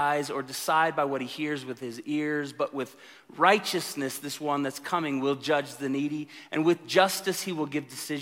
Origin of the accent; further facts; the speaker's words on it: Tulsa, Oklahoma, United States; moved away; I come from Tulsa, Pentecostal Charismatic